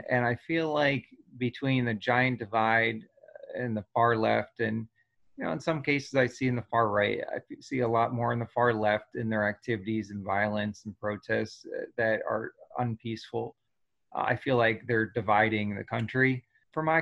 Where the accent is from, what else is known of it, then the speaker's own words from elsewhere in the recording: New Jersey, United States; you know I grew up in New Jersey with a lot of friends that were people of color